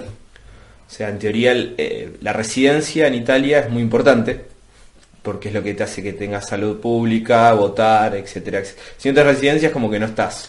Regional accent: Ituzaingó, Buenos Aires Province, Argentina; moved away as an adult; also born or lived in Moreno, Buenos Aires; now in Rome, Italy; yo nací en Ituzaingó, o Ituzaingó, como se diga, y mi, y mi acta de nacimiento dice, nacido en Ituzaingó, pero inscripto en Paso del Rey Moreno

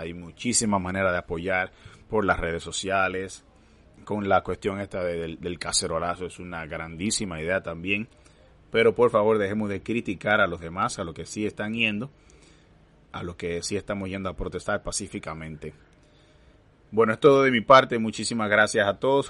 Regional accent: Dominican Republic; como dominicanos

